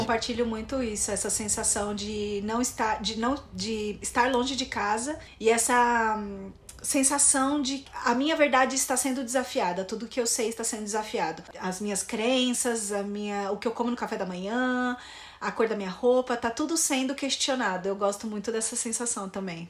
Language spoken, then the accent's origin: Portuguese; São Paulo, Brazil; Sou de São Paulo